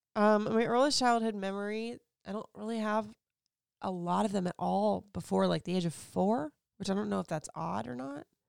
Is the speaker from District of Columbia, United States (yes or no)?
no; Florida, United States; moved away; also born or lived in Puerto Rico; I grew up in Florida